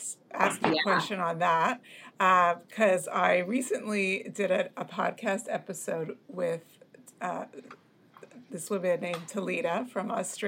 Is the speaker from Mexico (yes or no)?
no; Canada; I'm from Canada, North America